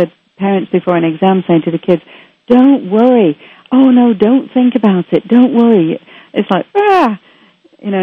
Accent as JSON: {"language": "English", "town": "Manchester", "region": "North West England", "country": "United Kingdom", "tie": "born or raised there", "moved": "yes", "lives_now": "Canada", "said": "I was brought up in Manchester, England"}